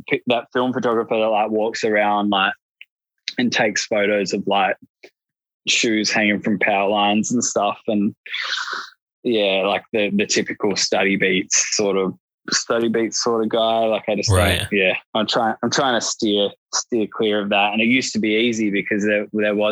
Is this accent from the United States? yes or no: no; Australia; I'm Australian